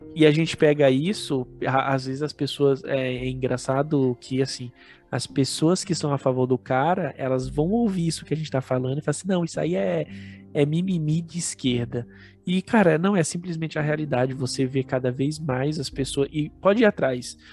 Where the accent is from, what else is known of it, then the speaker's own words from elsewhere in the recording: Brazil; Nós somos brasileiros raiz aqui, descendentes de índio